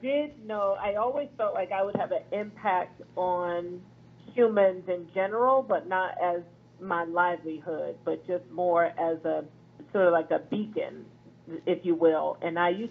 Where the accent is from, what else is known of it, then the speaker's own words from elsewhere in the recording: Philadelphia, Pennsylvania, United States; I'm from Philadelphia